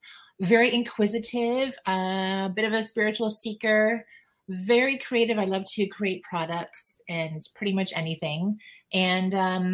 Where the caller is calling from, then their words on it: Paris, Ontario, Canada; Paris, Ontario, Canada.